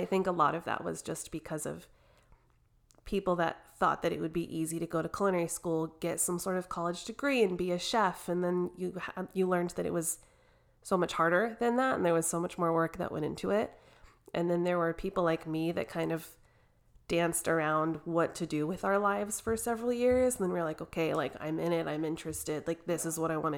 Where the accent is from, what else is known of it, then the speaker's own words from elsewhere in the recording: Denver, Colorado, United States; moved away as an adult; now in Arizona, United States; I am originally from Denver, Colorado. I grew up in kind of the suburbs around it.